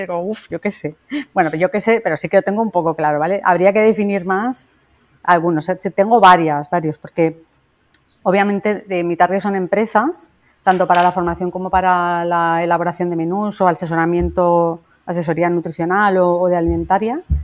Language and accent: Spanish; Valencia, Valencian Community, Spain; yo soy una dietista de Valencia